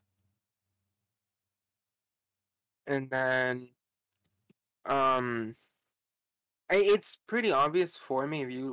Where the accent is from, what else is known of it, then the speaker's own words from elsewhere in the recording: Miami, Florida, United States; I am from Miami. So there is a lot of us down here